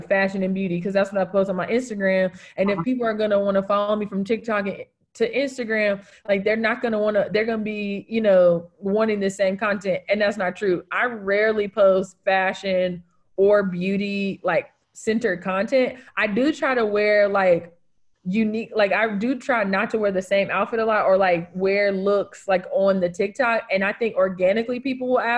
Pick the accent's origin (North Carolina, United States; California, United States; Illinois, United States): North Carolina, United States; Greensboro; also born or lived in Charlotte / Winston-Salem / Raleigh; I was born in Greensboro. I went to college in Charlotte, went to law school in Winston, like have lived in North Raleigh, live in like RTP area